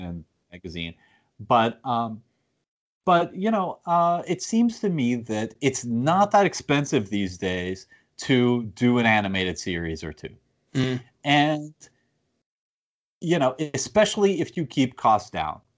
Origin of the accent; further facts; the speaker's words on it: United States; as an American